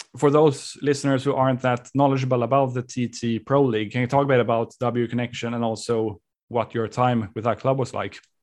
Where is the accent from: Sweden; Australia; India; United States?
Sweden; Sweden, my home country